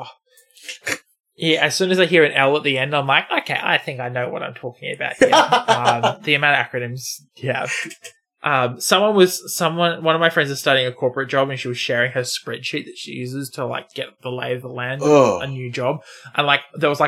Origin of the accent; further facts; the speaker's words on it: Australia; my home state